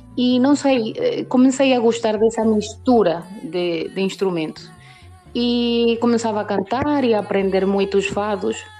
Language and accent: Portuguese; Venezuela; somos poucas as pessoas que cantamos fado cá na Venezuela